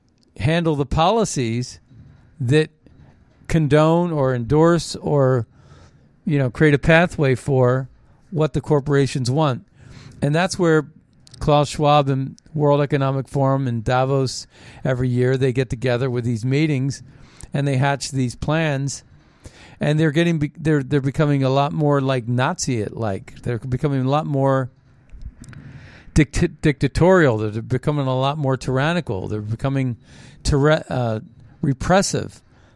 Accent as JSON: {"language": "English", "country": "United States", "said": "Well, I'm not dark enough, maybe, because I'm Native American Indian."}